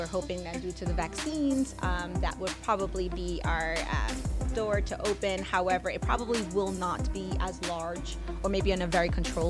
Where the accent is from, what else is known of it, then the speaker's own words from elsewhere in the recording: New York, United States; also born or lived in Panama; So I was born, but I was raised here in the city.